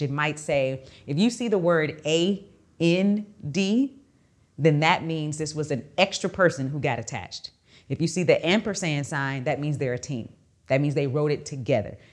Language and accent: English; Texas, United States; I'm from Texas